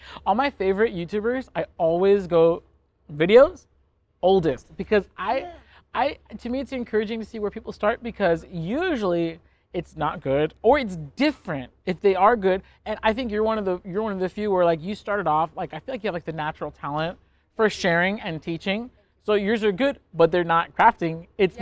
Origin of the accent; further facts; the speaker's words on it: California, United States; We're both from California